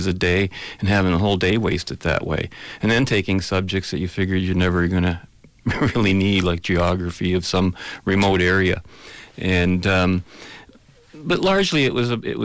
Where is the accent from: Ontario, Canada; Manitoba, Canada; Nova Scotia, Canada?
Ontario, Canada; London; also born or lived in Germany; Not born here, no. But pretty much almost might as well have been.